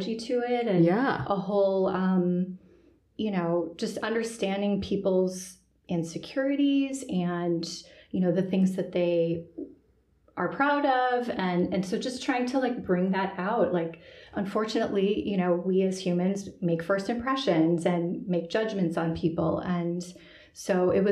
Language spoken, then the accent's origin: English; Chicago, Illinois, United States; I'm from the Chicago area originally, grew up in the Midwest